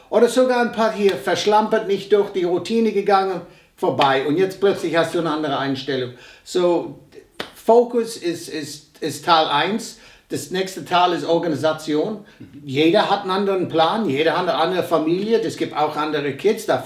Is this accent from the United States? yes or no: yes; United States; born there; Ich bin ein gebürtiger Amerikaner. Ich bin zum ersten Mal in Deutschland 1963 gewesen. Mein Vater war hier stationiert. Ich war im deutschen Kindergarten.